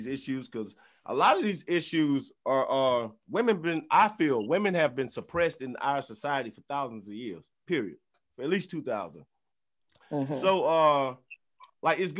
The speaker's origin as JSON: {"language": "English", "region": "the South", "country": "United States", "tie": "born or raised there", "lives_now": "Atlanta, United States", "said": "I'm from the South where when I was little, the dudes was like Mr. from Color Purple"}